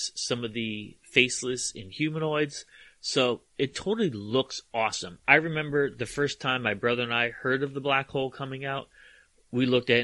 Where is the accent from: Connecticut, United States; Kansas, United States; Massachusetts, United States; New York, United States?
Connecticut, United States; Hamden; growing up in Hamden, Connecticut, we lived just a few blocks away from Ernest Borgnine's home